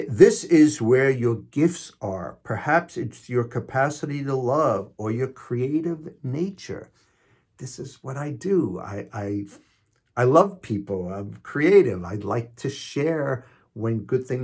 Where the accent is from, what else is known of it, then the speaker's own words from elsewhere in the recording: New York City, New York, United States; I'm from Queens, New York, so it's not talk, it's talk. And I drink coffee, not coffee, coffee